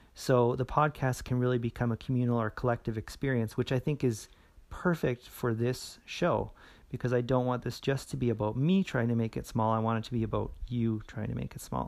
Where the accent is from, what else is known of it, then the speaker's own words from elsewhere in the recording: Edmonton, Alberta, Canada; my hometown here in Edmonton